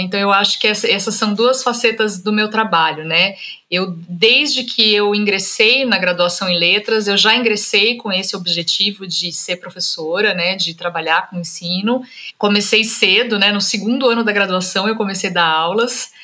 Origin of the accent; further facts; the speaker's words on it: Vale do Paraíba, São Paulo, Brazil; a minha família é de Minas, mas a gente migrou para o estado de São Paulo, né? Então eu cresci no Vale do Paraíba, eu nasci e cresci no Vale do Paraíba